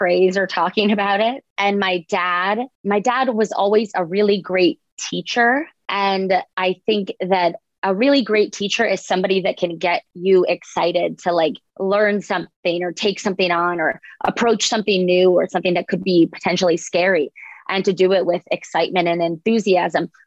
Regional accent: Boca Raton, Florida, United States; I grew up in Boca Raton

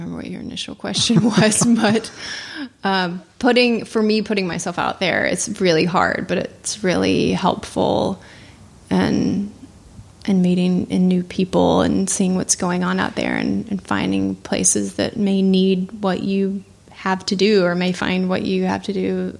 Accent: Little Rock, Arkansas, United States; moved away as an adult; I born and raised in Little Rock, Arkansas

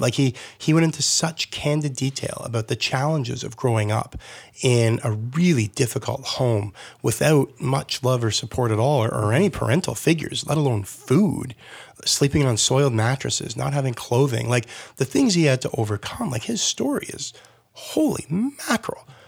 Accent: Burlington, Ontario, Canada; I grew up in Burlington

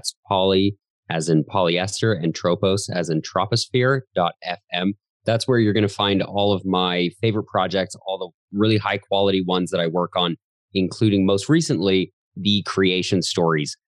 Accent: Calgary, Alberta, Canada; I was born in Calgary, Canada, still live here and love it here

